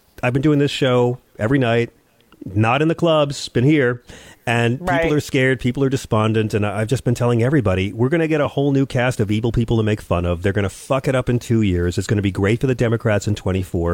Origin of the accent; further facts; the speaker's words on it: the South, United States; I grew up in the South.